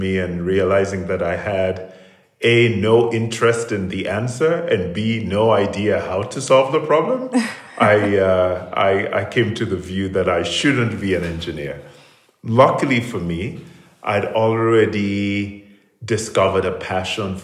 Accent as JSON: {"language": "English", "country": "Sierra Leone", "tie": "born or raised there", "moved": "yes", "said": "I grew up in Sierra Leone, and went to secondary school there to the Prince of Wales School"}